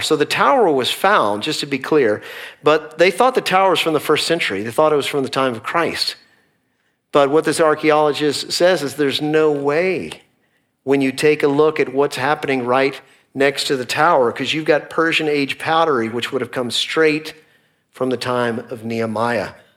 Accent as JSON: {"language": "English", "town": "Dallas", "region": "Texas", "country": "United States", "also_born_or_lived": "Northeast Oklahoma", "said": "we are both from the Dallas area"}